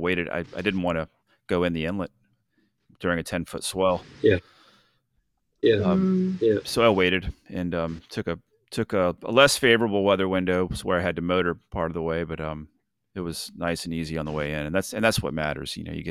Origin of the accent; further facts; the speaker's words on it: St. Augustine, Florida, United States; You know, St. Augustine's my hometown